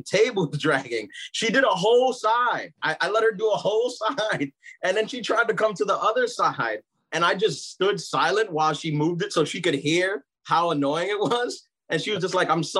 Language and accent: English; New York City, New York, United States; also born or lived in Brooklyn, New York; I'm from New York. I was born in Brooklyn, raised in Queens.